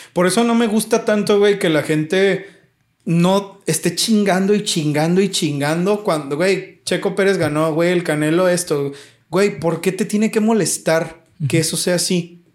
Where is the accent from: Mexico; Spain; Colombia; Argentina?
Mexico; yo soy mexicano